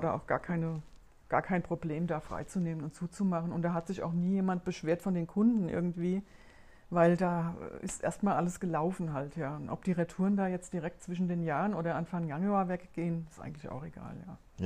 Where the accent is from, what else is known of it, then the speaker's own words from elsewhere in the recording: Rheingau, near Wiesbaden, Hesse, Germany; accent: Hessian; moved away as an adult; ich bin ja tatsächlich überhaupt nicht von hier. Ich bin aus Hessen